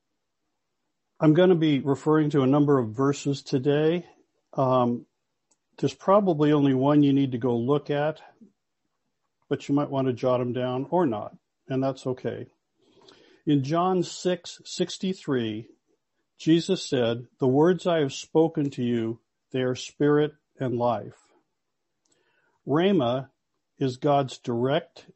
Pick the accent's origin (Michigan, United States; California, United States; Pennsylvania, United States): California, United States; Los Angeles; now in Toronto, Canada; I'm from Los Angeles